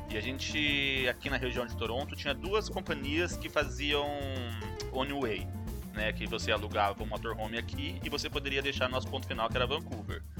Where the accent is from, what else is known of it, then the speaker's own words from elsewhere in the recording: Brazil; Eu sou brasileiro, mas não, não faço as coisas, não.